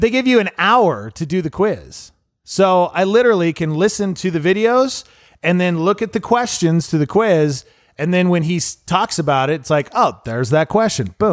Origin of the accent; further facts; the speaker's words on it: Montana, United States; moved away; I grew up in Montana